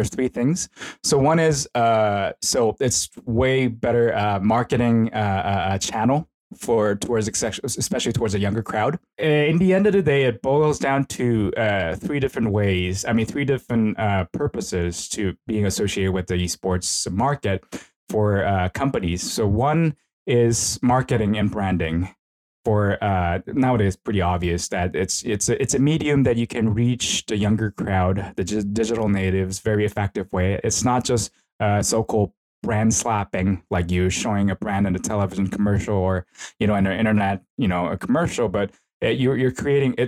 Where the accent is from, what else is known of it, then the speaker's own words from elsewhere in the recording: South Korea; now in Tokyo, Japan; I'm originally from Korea.